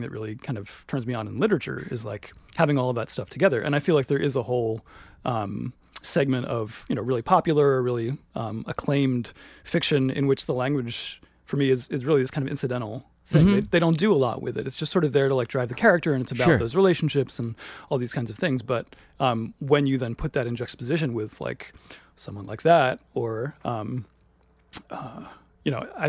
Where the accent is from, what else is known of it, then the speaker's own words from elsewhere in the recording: Williamsburg, Virginia, United States; In Virginia.